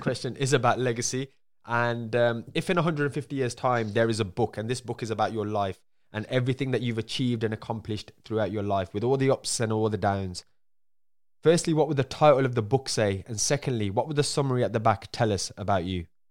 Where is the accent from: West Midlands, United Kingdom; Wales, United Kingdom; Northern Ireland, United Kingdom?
West Midlands, United Kingdom; Birmingham; accent: Birmingham; my accent, because a lot of people in the U K, we have a, we don't have the nicest accent in Birmingham